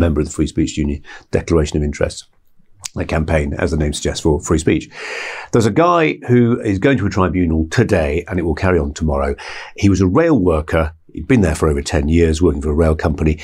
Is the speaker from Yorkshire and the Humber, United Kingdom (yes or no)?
yes; Bradford, Yorkshire and the Humber, United Kingdom; moved away; I come from Bradford originally